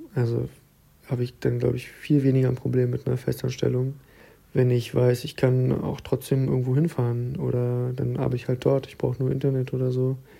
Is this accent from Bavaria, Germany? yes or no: no; Berlin, Germany; moved away as an adult; now in Leipzig, Germany; ich wohne inzwischen in Leipzig und ich komme ja eigentlich aus Berlin